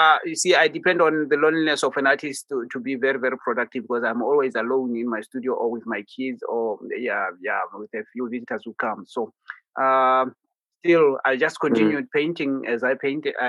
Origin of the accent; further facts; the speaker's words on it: Botswana; I'm in Botswana. That's my country. That's my home country. That's where I was born, and this is where I paint from